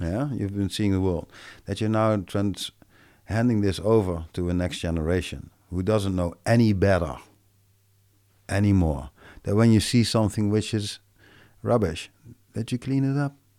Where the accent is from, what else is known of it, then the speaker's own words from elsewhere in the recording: Netherlands; I'm from Belanda